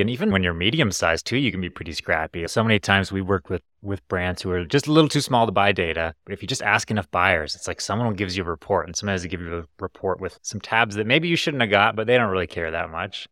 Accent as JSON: {"language": "English", "country": "Canada", "tie": "born or raised there"}